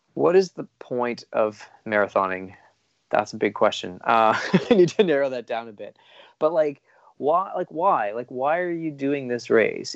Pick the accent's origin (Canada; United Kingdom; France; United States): Canada